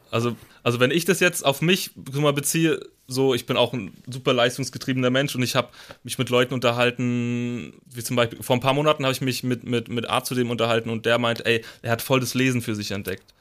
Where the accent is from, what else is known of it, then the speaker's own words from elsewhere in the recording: Rhine-Main area, Germany; ich komme auch aus dem Rhein-Main-Gebiet